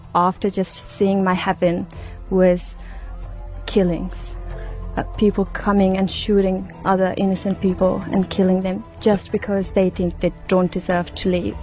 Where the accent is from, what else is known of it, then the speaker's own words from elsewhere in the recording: Uruzgan, Afghanistan; moved away; I was born in Uruzgan province of Afghanistan